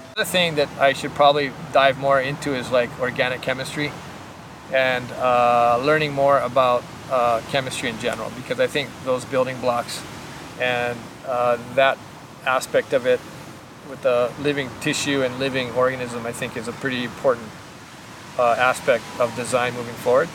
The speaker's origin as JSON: {"language": "English", "region": "Hawaii", "country": "United States", "tie": "born or raised there", "said": "I was born in Hawaii"}